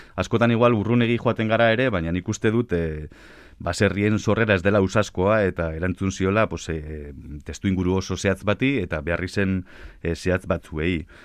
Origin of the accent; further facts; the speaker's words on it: Biscay, Basque Country, Spain; now in Álava, Spain; ni abiz, arabarra, bueno, bizkaitarra nes jatorriz, baina araban bizinaiz